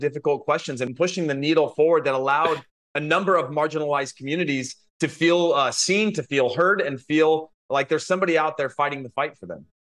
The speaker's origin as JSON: {"language": "English", "country": "United States", "said": "I'm an American"}